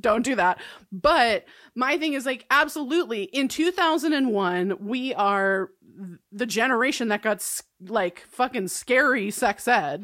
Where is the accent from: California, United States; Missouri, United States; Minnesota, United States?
California, United States; I'm from California